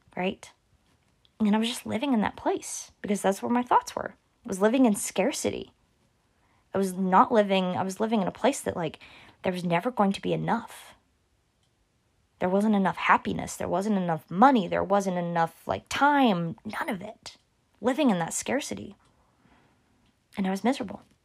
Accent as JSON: {"language": "English", "region": "Oklahoma", "country": "United States", "said": "I'm from Oklahoma"}